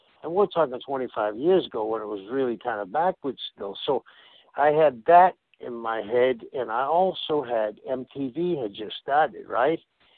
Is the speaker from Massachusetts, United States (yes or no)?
yes; Boston, Massachusetts, United States; I am an Irish Catholic from South Boston